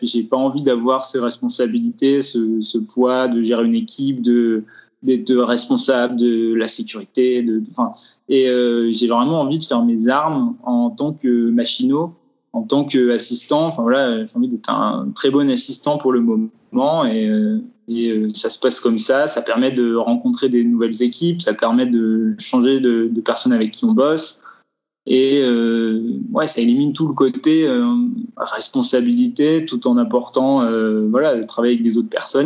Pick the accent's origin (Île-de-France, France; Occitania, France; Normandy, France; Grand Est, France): Grand Est, France; Vosges; now in Strasbourg, France; je viens des Vosges, je viens d'un coin où il n'y a pas d'audiovisuel